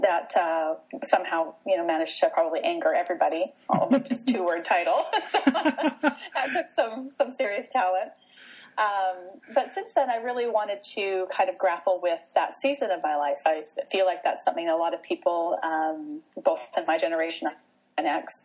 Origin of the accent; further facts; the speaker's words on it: Canada; also born or lived in Vancouver area, British Columbia; I'm Canadian, so I live in Western Canada in a town just outside of Vancouver